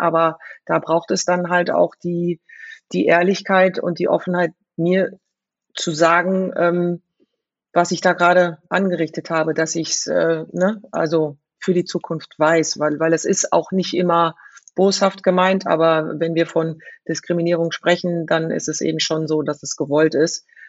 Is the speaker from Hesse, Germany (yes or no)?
yes; Frankfurt, Hesse, Germany; ich bin in Bonames groß geworden